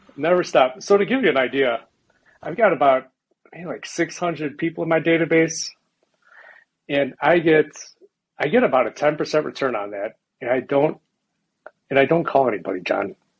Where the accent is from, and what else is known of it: Chicago, Illinois, United States; born or raised there; moved away as an adult; now in Boulder, United States